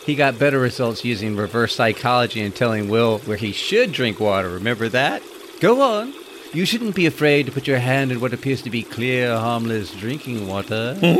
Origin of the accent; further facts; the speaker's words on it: Florida, United States; I'm from Florida